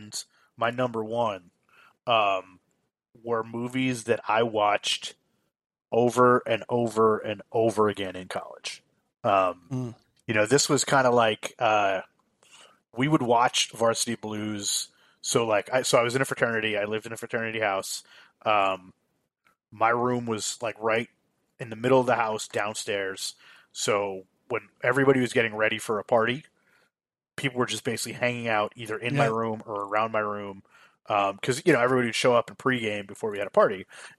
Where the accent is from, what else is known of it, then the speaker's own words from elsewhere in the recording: New Jersey, United States; moved away; I'm from New Jersey originally